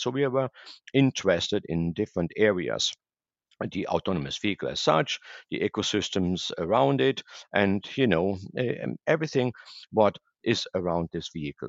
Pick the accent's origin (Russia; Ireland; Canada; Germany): Germany; moved away as an adult; also born or lived in Asia; now in Boca Raton, United States; I'm originally from Germany